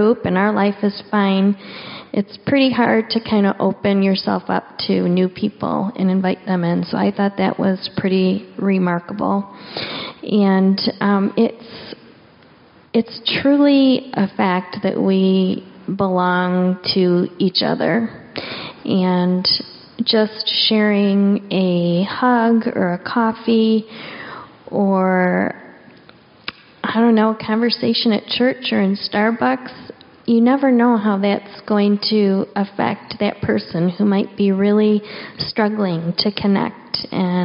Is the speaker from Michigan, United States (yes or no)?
yes; Michigan, United States; moved away as an adult; now in Seattle, United States; I moved to Seattle from Michigan about 7 years ago, and I had lived in Michigan my whole entire life. 45 years